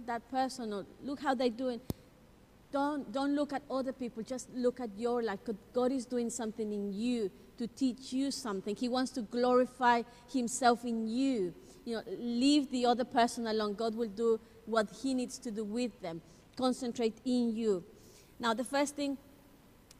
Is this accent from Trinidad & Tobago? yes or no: no; Ecuador; I'm from Ecuador